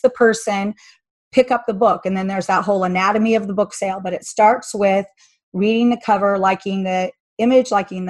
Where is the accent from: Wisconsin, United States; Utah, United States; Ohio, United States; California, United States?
Utah, United States; Salt Lake City; I'm from Salt Lake City